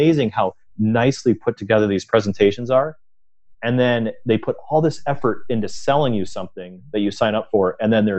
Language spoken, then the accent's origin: English; Michigan, United States; So we're all from Michigan